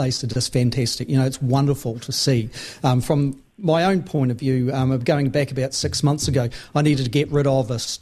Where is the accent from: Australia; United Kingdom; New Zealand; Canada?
New Zealand; Auckland; I grew up in Takanini and Manurewa.